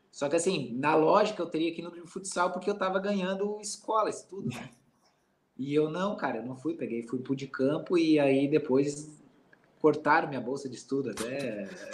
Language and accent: Portuguese; Santa Catarina, Brazil; moved away; eu sou catarinense